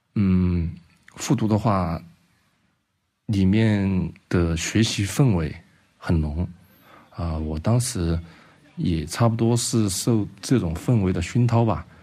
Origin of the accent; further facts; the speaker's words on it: Guangzhou, Guangdong, China; now in Chengdu, China; 因为我小时候是在广州长大的